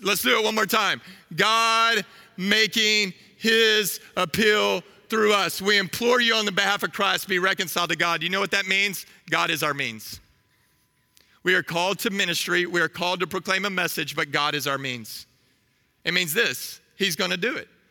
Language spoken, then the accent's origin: English; Waco, Texas, United States; I'm from Waco.